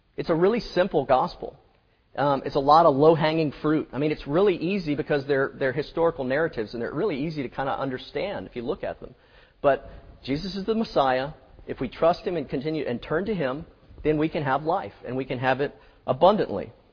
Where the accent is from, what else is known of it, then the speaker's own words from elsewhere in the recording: Florida, United States; now in Mississippi, United States; I'm from Florida